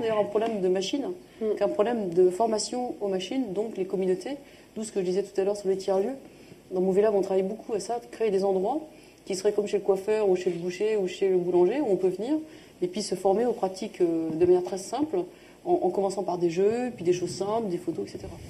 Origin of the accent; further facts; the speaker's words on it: France; accent: franchouillard (French accent in English); j'ai plaisir à parler anglais avec mon accent qui va être un peu franchouillard